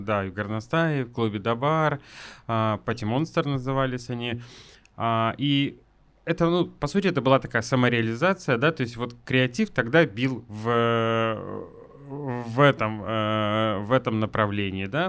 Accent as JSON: {"language": "Russian", "town": "Yekaterinburg", "region": "Sverdlovsk Oblast", "country": "Russia", "also_born_or_lived": "Moscow / Saint Petersburg", "said": "я все-таки люблю очень наш город"}